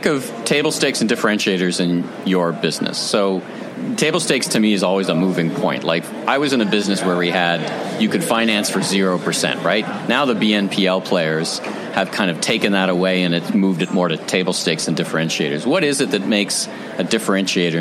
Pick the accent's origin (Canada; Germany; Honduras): Canada; I'm from Canada